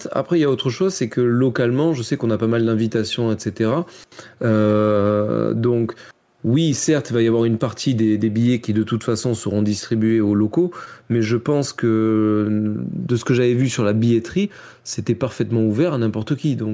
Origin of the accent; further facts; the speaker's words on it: France; je râle beaucoup, je suis français, etc.